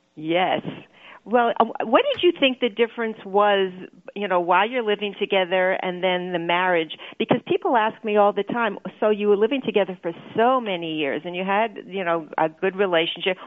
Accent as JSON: {"language": "English", "town": "Toronto", "region": "Ontario", "country": "Canada", "moved": "yes", "lives_now": "New York, United States", "said": "I'm a Toronto girl"}